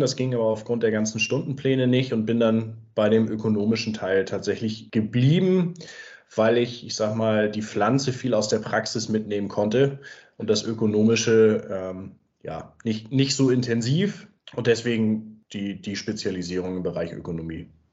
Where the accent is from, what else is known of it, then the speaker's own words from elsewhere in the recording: Ostholstein, Schleswig-Holstein, Germany; moved away as an adult; also born or lived in Kiel; now in Wanzleben, Germany; komme ich ursprünglich aus Schleswig-Holstein, aus dem schönen Ostholstein, wo ich auch nach wie vor sehr gerne bin und gerade landschaftlich ungerne weggegangen bin